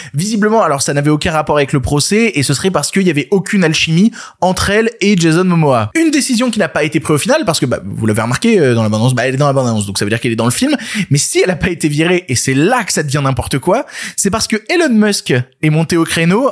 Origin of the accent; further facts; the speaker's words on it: Ardèche, Auvergne-Rhône-Alpes, France; moved away; ayant passé une partie de mon enfance en Ardèche